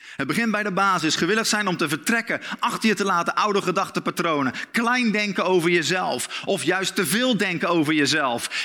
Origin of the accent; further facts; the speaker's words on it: Netherlands; als Nederlanders